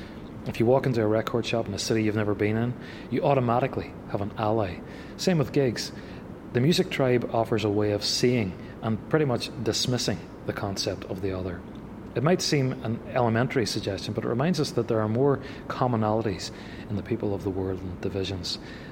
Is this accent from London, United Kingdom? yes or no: no; Derry, Northern Ireland, United Kingdom; Growing up in Derry during the Troubles, the image of a young person was too often framed against the backdrop of conflict.